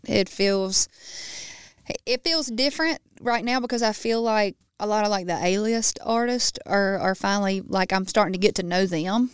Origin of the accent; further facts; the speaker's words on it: Baskin, Louisiana, United States; being in Baskin in my hometown and riding those back roads